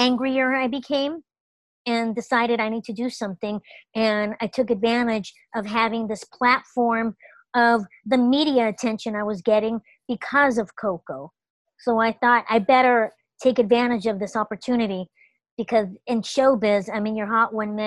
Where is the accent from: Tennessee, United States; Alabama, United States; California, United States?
California, United States; Los Angeles; my entire childhood, growing up in the Los Angeles public school system